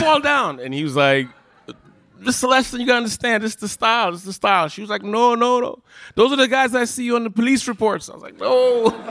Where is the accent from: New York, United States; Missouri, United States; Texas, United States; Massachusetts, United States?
New York, United States; New York City; I grew up in Park Slope, which is, you know, not the hardest neighborhood